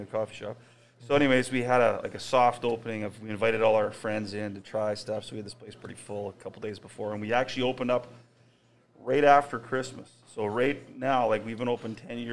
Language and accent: English; Winnipeg, Manitoba, Canada; I grew up on Arden Avenue in St. Vital